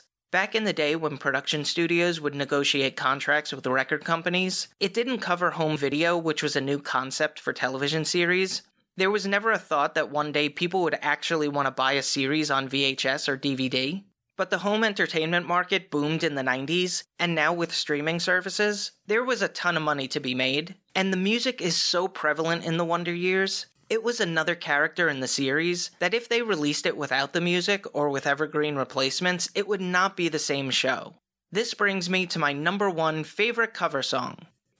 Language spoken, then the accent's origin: English; New York, United States; They would make references that wholly captured growing up on Long Island, and that's on Long Island, not in.